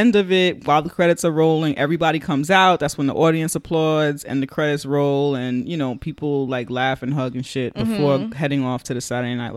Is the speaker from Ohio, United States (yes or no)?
no; New York City, New York, United States; from the Bronx